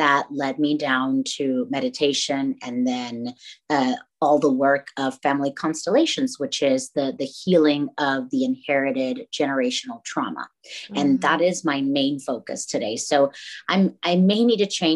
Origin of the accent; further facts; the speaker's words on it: Tampico, Tamaulipas, Mexico; moved away as an adult; now in Dallas, United States; I am originally from Tampico, Tamaulipas, Mexico, but I live in Dallas, Texas now. I was born and raised there, came to the U.S. over here when I was 19